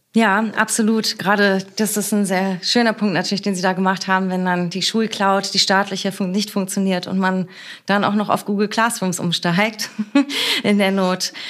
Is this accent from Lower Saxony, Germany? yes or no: no; Berlin, Germany; born or raised there